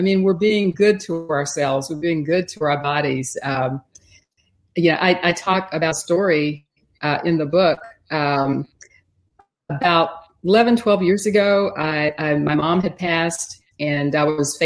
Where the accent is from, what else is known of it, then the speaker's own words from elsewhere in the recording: Texas, United States; I grew up in Texas. I live in Houston.